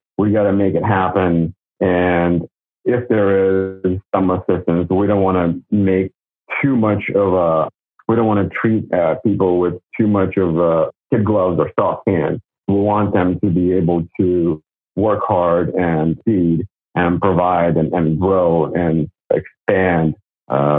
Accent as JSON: {"language": "English", "country": "Russia", "tie": "born or raised there", "moved": "yes", "lives_now": "Los Angeles, United States", "said": "Growing up in Russia"}